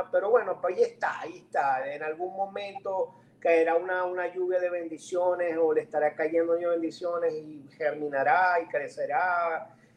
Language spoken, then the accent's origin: Spanish; Maracaibo, Zulia, Venezuela; así somos los maracuchos.